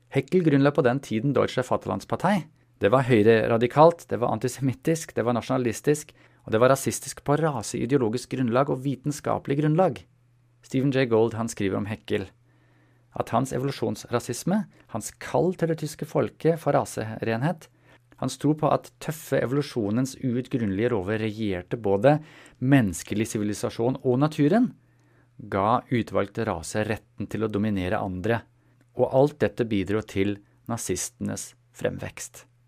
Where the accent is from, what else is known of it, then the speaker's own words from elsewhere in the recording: Germany; moved away; jeg er født i Tyskland